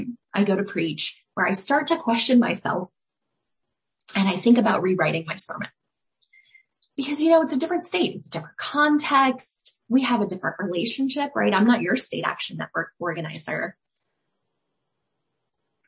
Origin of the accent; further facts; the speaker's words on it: Scottsdale, Arizona, United States; I was born in Scottsdale, Arizona